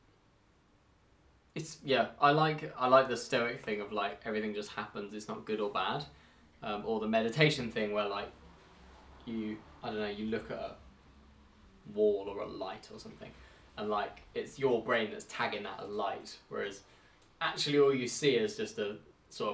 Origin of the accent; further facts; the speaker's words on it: Henley, United Kingdom; we did grow up there